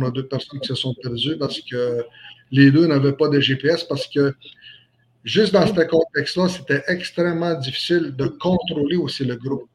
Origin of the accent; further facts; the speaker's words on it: Manawan, Quebec, Canada; now in La Tuque, Canada; je suis natif de la, communauté Atikamekw de Manouane. Je suis né à Manouane, mais je réside actuellement ici à la TUC